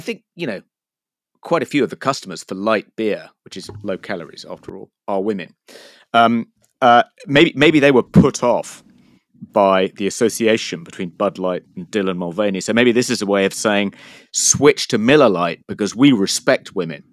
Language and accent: English; United Kingdom; I'm a Brit